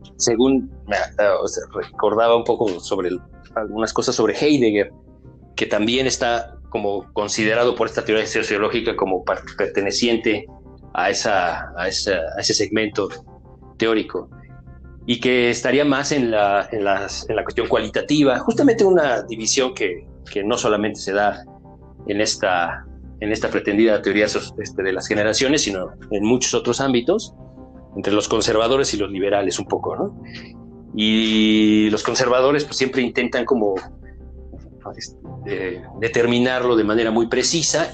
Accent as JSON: {"language": "Spanish", "country": "Mexico", "said": "como mexicanos"}